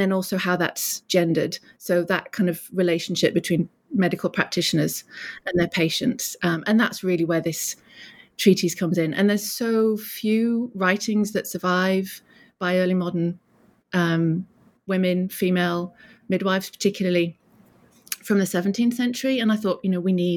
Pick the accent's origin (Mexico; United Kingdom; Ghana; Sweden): United Kingdom; moved away as an adult; also born or lived in Durham; now in North Florida, United States; I'm British